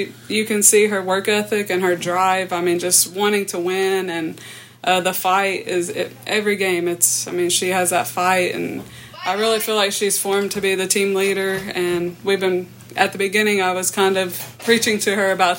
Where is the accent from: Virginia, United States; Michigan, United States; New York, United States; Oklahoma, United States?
Oklahoma, United States; Vian; I grew up in Vian, Oklahoma, small town.